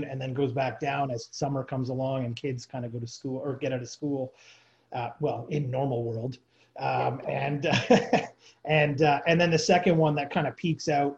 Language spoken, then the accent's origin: English; near Toronto, Ontario, Canada; I grew up in near Toronto